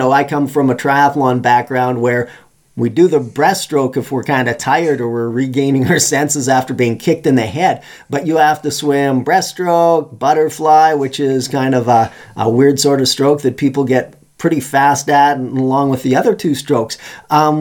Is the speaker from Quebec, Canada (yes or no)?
no; Saskatchewan, Canada; I come from Saskatchewan